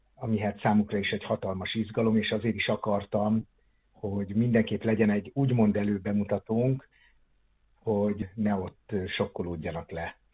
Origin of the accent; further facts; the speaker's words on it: Onga, Borsod-Abaúj-Zemplén, Hungary; moved away as an adult; also born or lived in Miskolc; now in Szeged, Hungary; mert ott volt az első színjátszó csoport, amiben én részt vettem, Ongán, abban a kisvárosban, ahol én születtem